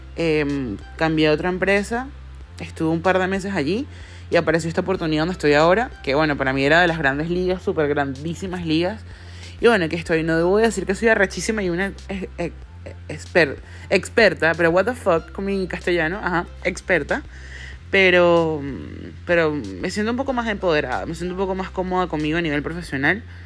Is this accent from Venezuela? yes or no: yes; Venezuela; moved away; soy de Venezuela